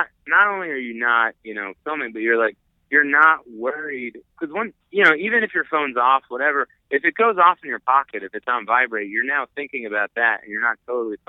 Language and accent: English; New Jersey, United States; I grew up in North Jersey